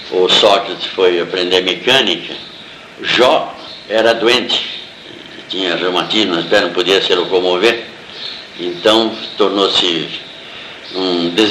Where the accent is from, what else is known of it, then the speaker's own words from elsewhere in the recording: Salto, São Paulo, Brazil; moved away; also born or lived in Paris; nasci em 1920, na na antiga rua 7 de setembro, hoje Padre João Couto, né? Monsenhor, bem ali na esquina, em frente à igreja